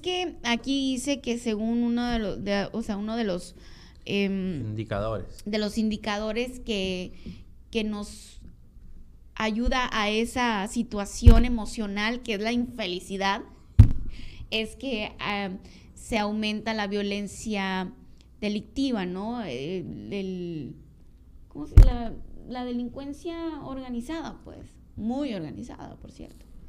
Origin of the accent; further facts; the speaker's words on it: Sonora, Mexico; los sononeses no somos felices, somos infelices